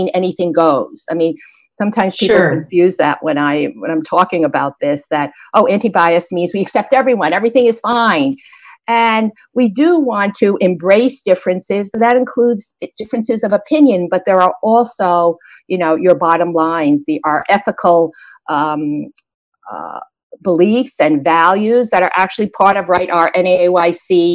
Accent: suburbs of New Jersey, United States; also born or lived in New York City, United States; we moved from New York City to the suburbs of New Jersey

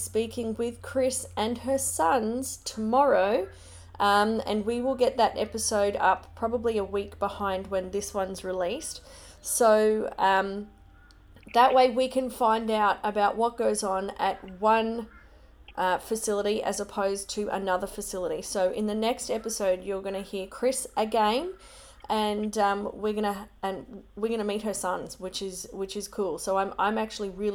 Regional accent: Logan, Queensland, Australia; moved away; I grew up in Logan, Brisbane.

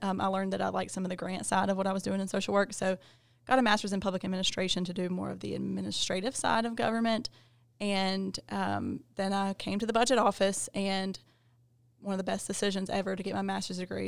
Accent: Gaston County, North Carolina, United States

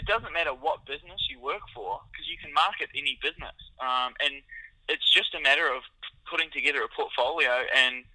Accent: New Zealand; moved away as an adult; also born or lived in Auckland, New Zealand; now in Australia; I'm actually originally from New Zealand

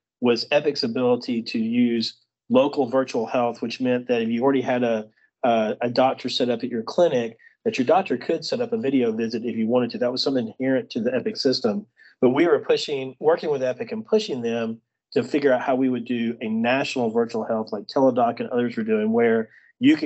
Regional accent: Birmingham, Alabama, United States; I grew up in Birmingham in Alabama.

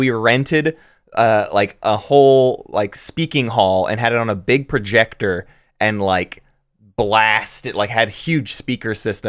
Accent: Arkansas, United States; … from Little Rock, Arkansas, where … and I, we're from Arkansas. So this is a homegrown little bug here.

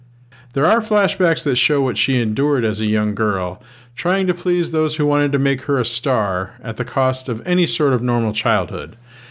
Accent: Ann Arbor, Michigan, United States; also born or lived in Iowa; I grew up in Ann Arbor and spent three quarters of my life there.

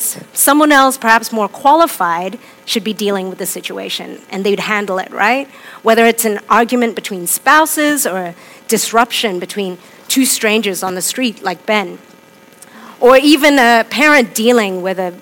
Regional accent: Hong Kong; moved away; I'm from Hong Kong. I was born there and I grew up there.

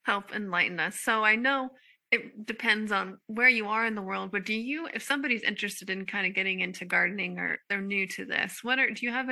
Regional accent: Midwest, United States; moved away; I'm originally from the Midwest

